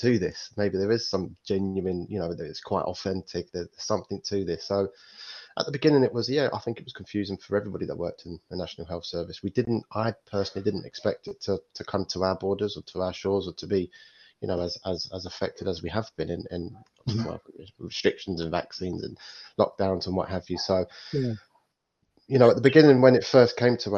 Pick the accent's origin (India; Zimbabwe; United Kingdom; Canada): United Kingdom; London; moved away; also born or lived in Midlands; I grew up in, you know, quite a rough area growing up in East London